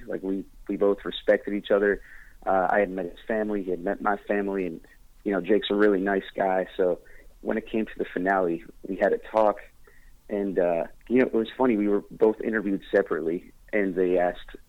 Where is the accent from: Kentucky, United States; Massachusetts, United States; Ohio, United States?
Massachusetts, United States; Boston; moved away; I'm back here in Boston right now. I flew in yesterday to play my homecoming show